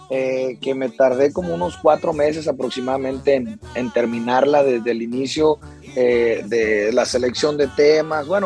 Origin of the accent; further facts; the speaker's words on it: Mexico; como buen mexicano